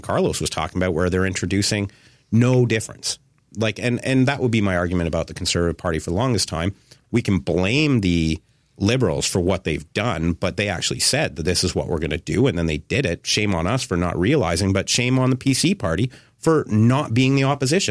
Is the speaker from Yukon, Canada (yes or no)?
no; Carleton, Ontario, Canada; I grew up in Carleton and lots of friends and family, and they have businesses and stuff.